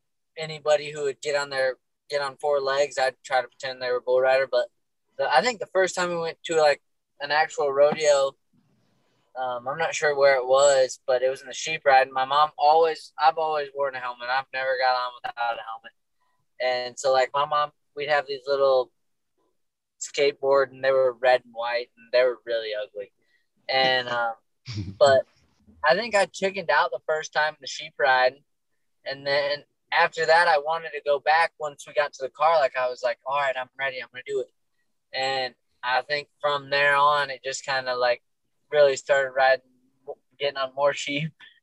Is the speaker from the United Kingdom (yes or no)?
no; Northeast, United States; And, you know, growing up in the Northeast, we didn't have as many stock, like, many rough stock.